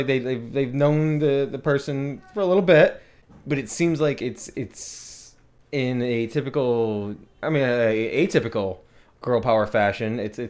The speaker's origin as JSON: {"language": "English", "region": "England", "country": "United Kingdom", "said": "I that's not me just being like English. I love tea."}